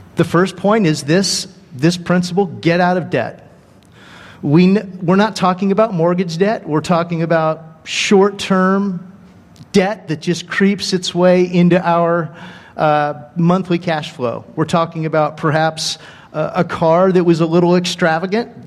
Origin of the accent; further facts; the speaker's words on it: Dana Point, California, United States; moved away as an adult; also born or lived in Joplin, Missouri; I was raised in Dana Point, Laguna Beach